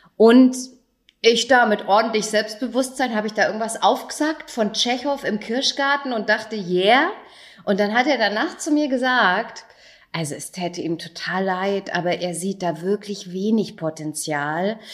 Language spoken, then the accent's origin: German; Großenseebach, Bavaria, Germany; also born or lived in Erlangen; in großen Seebach vorbeischauen, wo ich aufgewachsen bin.